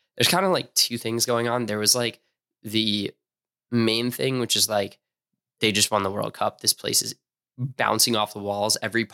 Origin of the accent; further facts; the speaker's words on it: East Coast, United States; Growing up on the East Coast, everyone romanticizes California.